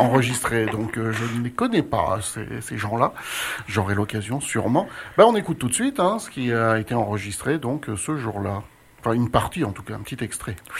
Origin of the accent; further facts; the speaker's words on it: France; chez nous, en France